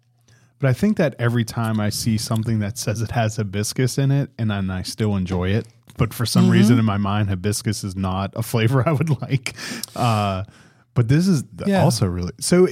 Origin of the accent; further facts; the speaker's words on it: Pittsburgh, Pennsylvania, United States; Yeah, I grew up outside of Pittsburgh, and then the Bills just embarrassed the Steelers over the weekend.